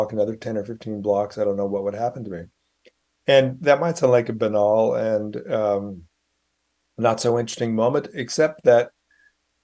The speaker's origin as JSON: {"language": "English", "town": "Sunnyvale", "region": "California", "country": "United States", "tie": "born or raised there", "also_born_or_lived": "Palo Alto / New York City", "moved": "yes", "said": "I grew up in the Bay Area, you know, born in Palo Alto, grew up in Sunnyvale"}